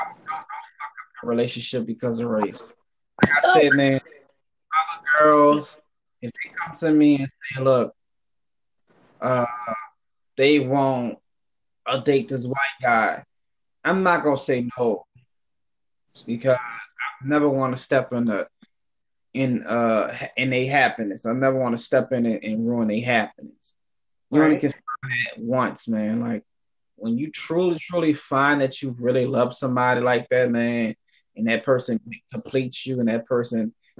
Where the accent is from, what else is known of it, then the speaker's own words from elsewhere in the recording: Louisiana, United States; now in Los Angeles, United States; My family is down south. We're originally from Louisiana. Shout out to Louisiana. Shout out to Louisiana.